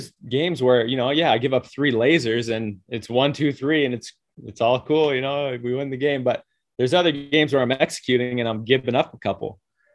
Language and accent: English; Toronto, Ontario, Canada; I'm from Toronto